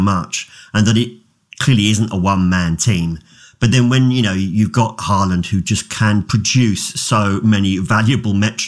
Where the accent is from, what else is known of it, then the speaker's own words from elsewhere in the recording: England, United Kingdom; I'm English